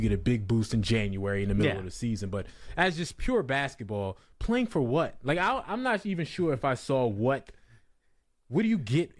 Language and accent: English; New Jersey, United States; I'm from Jersey.